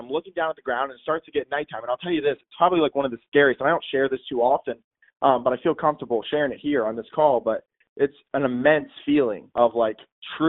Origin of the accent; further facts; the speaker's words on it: Trenton, New Jersey, United States; now in North Carolina, United States; I grew up in Trenton, New Jersey. So I was born in Trenton